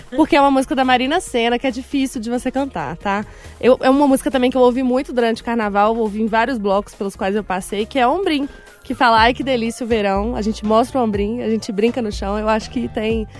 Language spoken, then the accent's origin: Portuguese; Belo Horizonte, Minas Gerais, Brazil; eu sou daqui de BH, nasci na região da Pampulha, sempre morei na mesma casa ali com os meus pais